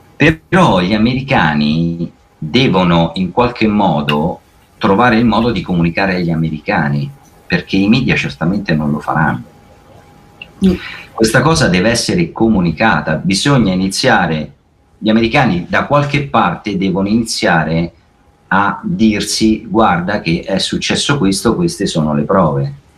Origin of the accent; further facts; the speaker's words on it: Italy; io da italiano ho a cuore il mio paese